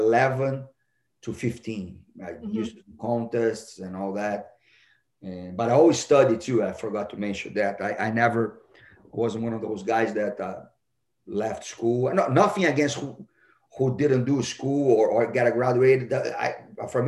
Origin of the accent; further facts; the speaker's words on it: Rio de Janeiro, Brazil; moved away as an adult; also born or lived in Texas; now in United States; I was born in Rio de Janeiro. And my mom and my dad are also from Rio de Janeiro